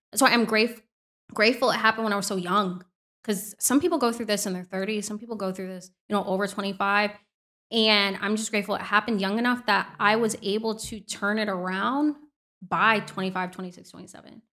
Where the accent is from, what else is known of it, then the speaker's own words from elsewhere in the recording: Orlando, Florida, United States; now in Miami, United States; I was in my hometown of Orlando